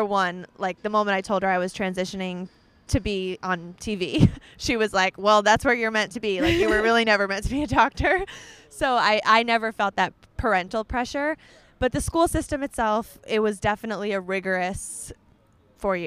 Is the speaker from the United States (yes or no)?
yes; Scarsdale, New York, United States; moved away as an adult; also born or lived in Baltimore; I grew up in Scarsdale in Westchester and lived there in the same house for my whole life all the way up until when I went to Hopkins